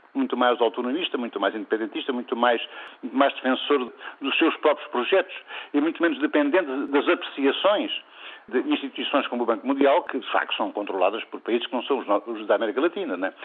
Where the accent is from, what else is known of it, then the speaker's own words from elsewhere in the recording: Portugal; numa terra do interior, como Gouveia, nós somos, somos portugueses de primeira